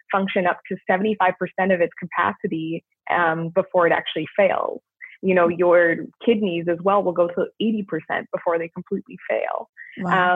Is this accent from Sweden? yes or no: no; Canada; moved away as an adult; now in United States; being Canadian and now working in a US healthcare system